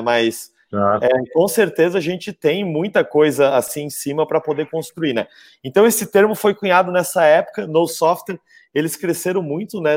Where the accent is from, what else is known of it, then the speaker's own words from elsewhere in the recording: Florianópolis, Santa Catarina, Brazil; Eu, eu nasci e moro aqui em, em Florianópolis